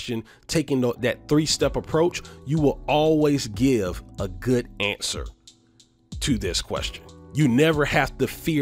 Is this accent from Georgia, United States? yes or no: yes; Atlanta, Georgia, United States; I was born and raised here in Atlanta, Georgia.